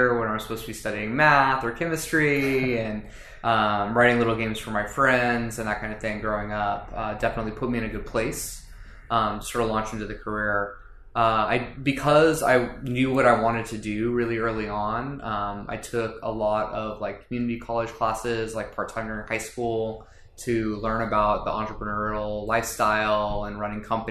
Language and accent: English; Los Angeles, California, United States; moved away as an adult; now in San Diego, United States; I grew up in Los Angeles, near Pasadena.